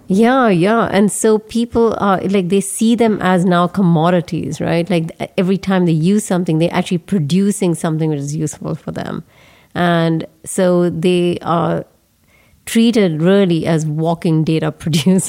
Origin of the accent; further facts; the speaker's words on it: Bangalore, Karnataka, India; moved away; my hometown Bangalore